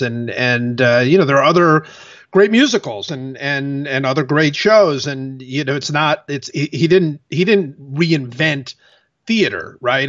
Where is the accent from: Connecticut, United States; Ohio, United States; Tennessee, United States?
Ohio, United States; Cleveland; I'm from Cleveland